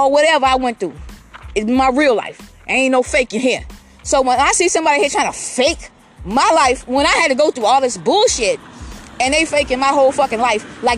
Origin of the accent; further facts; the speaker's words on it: Georgetown, South Carolina, United States; also born or lived in Columbia, South Carolina / Irmo, South Carolina; I was born in Georgetown, South Carolina